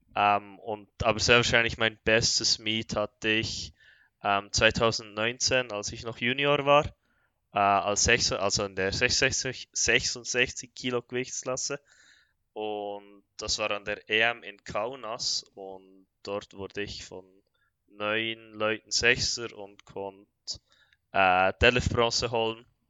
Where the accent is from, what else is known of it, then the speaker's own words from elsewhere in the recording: Bern, Switzerland; ich komme, wie schon gesagt, aus der Schweiz, aus Bern